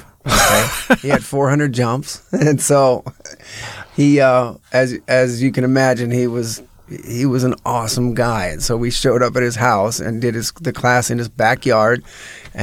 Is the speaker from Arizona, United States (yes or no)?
yes; Phoenix, Arizona, United States; I grew up in Phoenix, Arizona.